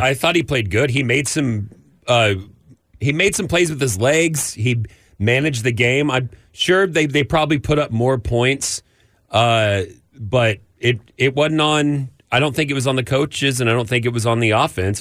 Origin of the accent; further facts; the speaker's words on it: Amarillo, Texas, United States; growing up in Amarillo and hating Texas